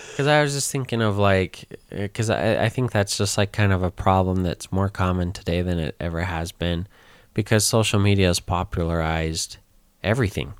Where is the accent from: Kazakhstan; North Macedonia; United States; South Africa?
United States; Utah